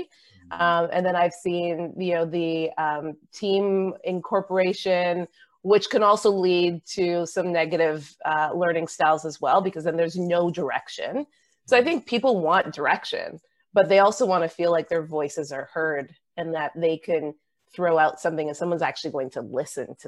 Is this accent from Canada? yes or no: yes; Canada; as a Canadian